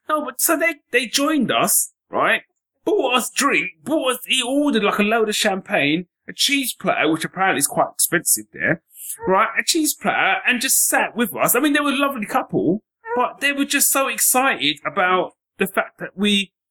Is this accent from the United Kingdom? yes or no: yes; London, United Kingdom; now in Northampton, United Kingdom; When I moved to Northampton, I had that because I came from North London.